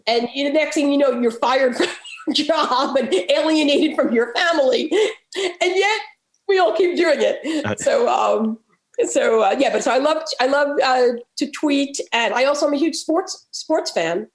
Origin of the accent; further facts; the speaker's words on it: New York, United States; now in Baltimore, United States; I grew up in New York actually